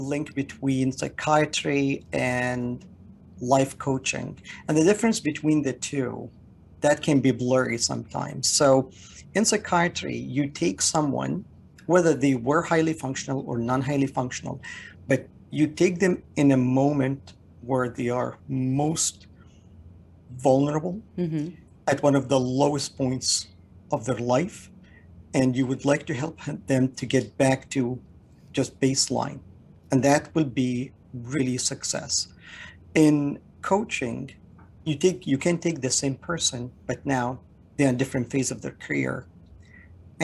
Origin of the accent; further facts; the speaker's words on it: Canada; moved away as an adult; now in United States; I'm Canadian